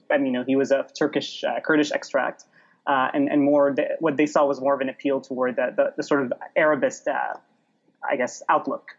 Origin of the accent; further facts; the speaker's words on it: Dubai, United Arab Emirates; moved away; also born or lived in Baabda District, Lebanon; I was raised in the UAE, grew up among Arabs of all sorts